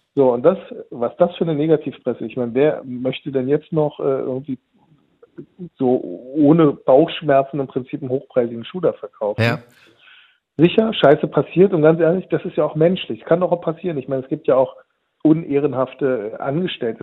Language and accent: German; Turkey; bei uns in der Türkei